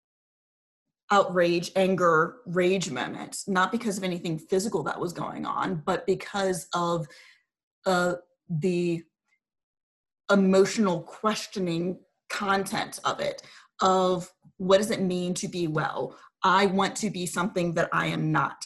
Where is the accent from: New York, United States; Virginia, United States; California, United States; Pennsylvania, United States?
Virginia, United States; Richmond; I was in Northern Virginia and I'm from Richmond